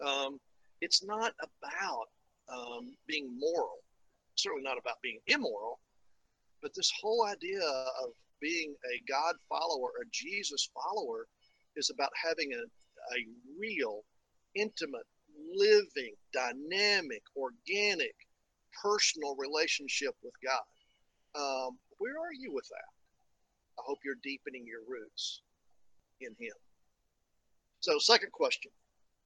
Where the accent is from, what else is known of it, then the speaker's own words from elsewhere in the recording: East Tennessee, United States; moved away; the valley where I grew up in East Tennessee